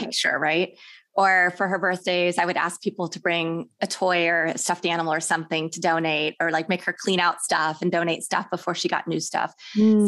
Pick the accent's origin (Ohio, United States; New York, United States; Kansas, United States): Kansas, United States; also born or lived in Houston, United States; now in Los Angeles, United States; I grew up in Kansas